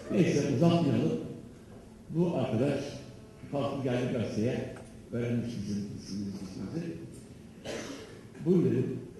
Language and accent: Turkish; Trabzon, Turkey; Ben Trabzonluyum dedim